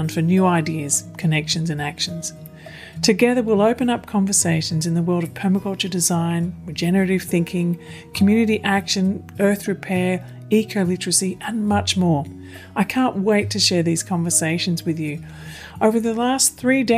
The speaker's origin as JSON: {"language": "English", "area": "land of the Wurundjeri people, the Kulin Nation", "region": "Victoria", "country": "Australia", "moved": "yes", "said": "I'm also originally from the land of the Wurundjeri people, the Kulin Nation"}